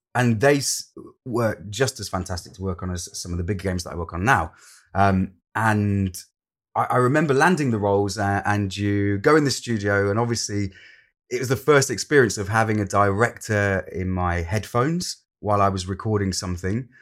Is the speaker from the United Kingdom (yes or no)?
yes; Lincolnshire, East Midlands, United Kingdom; moved away as an adult; also born or lived in London; I'm originally from Lincolnshire, and I moved from Lincolnshire to London to study an acting course